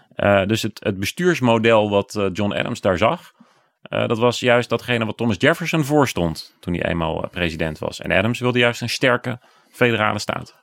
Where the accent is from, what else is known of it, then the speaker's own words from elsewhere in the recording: Bommelerwaard, Gelderland, Netherlands; Ik kom zelf uit de Bommelerwaard, daar niet al te ver vandaan